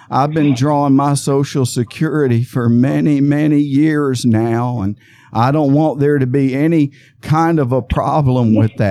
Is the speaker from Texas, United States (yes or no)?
yes; Amarillo, Texas, United States; in 1936, June 2nd, 1936, I was born in in in Amarillo, Texas.